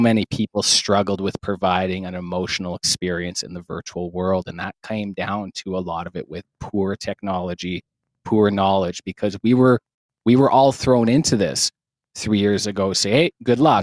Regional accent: Saskatoon, Saskatchewan, Canada; I'm from Saskatoon, Saskatchewan, Canada

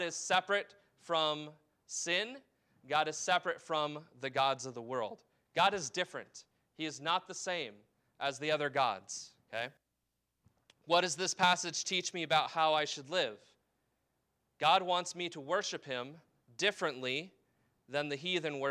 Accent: United States; as an American

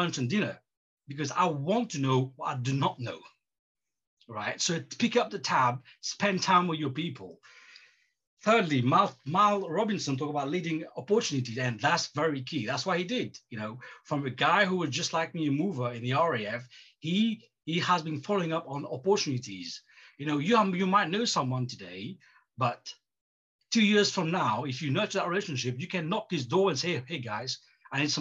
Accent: Mauritius; moved away as an adult; I left my home country, Mauritius

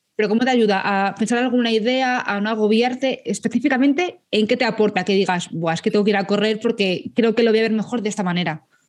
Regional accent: Madrid, Community of Madrid, Spain; soy madrileña, yo dije, joder, que yo quiero hacerlo en Madrid porque es que es mi ciudad

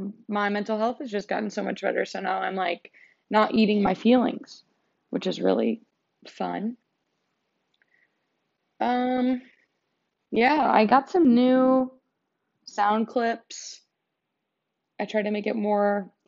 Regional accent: United States

